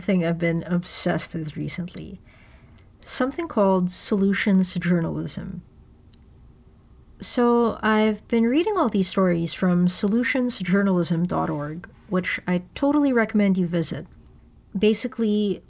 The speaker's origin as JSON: {"language": "English", "town": "Manila", "region": "Metro Manila", "country": "Philippines", "tie": "born or raised there", "moved": "as an adult", "lives_now": "Toronto, Canada", "said": "growing up in Manila"}